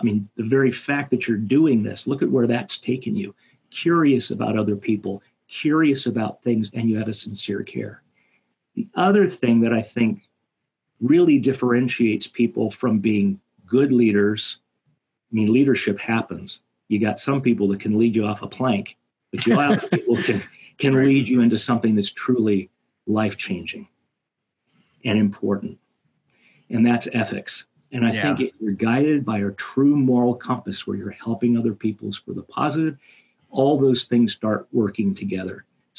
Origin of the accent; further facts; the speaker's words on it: United States; And end up being the American that year.